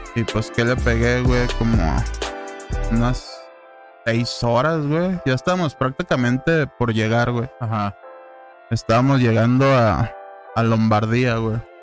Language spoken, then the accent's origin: Spanish; Guadalajara, Jalisco, Mexico; Somos de Guadalajara.